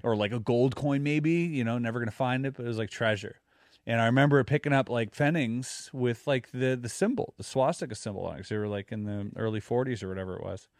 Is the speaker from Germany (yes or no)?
yes; Germany; now in Quebec, Canada; growing up in Germany